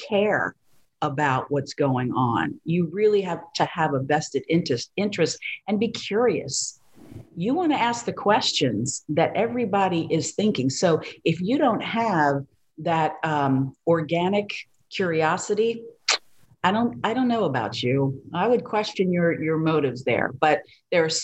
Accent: Maryland, United States; moved away as an adult; also born or lived in Victoria, Texas / San Antonio, Texas / Tampa, Florida; now in Miami, United States; I was from Maryland

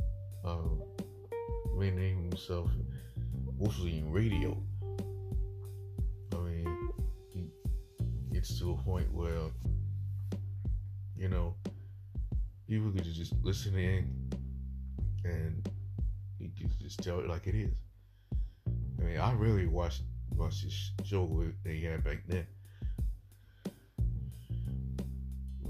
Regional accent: South Carolina, United States; my home state of South Carolina

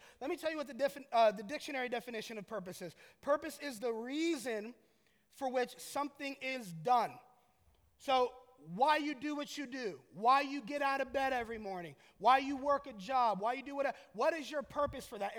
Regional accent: Orlando, Florida, United States; I'm from Orlando

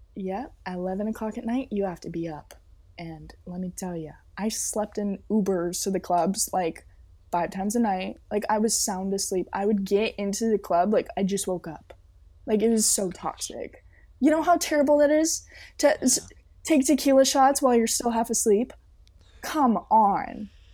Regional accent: Temecula, California, United States; now in Los Angeles, United States; I'm from Temecula, California

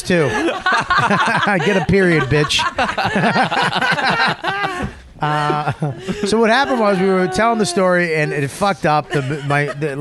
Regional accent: Boston, Massachusetts, United States; I'm from Boston, Hampton Beach

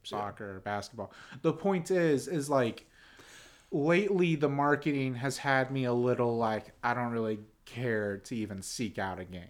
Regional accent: Pittsburgh, Pennsylvania, United States; now in Nashville, United States; I'm from Pittsburgh. My dad is from Pittsburgh

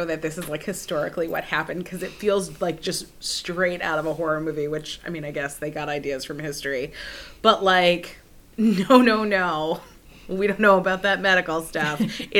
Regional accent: Massachusetts, United States; I went to school in Massachusetts

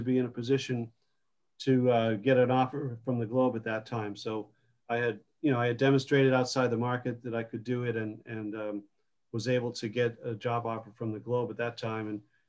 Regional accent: Groton, Massachusetts, United States; So I grew up in Central Mass, Groton, Massachusetts

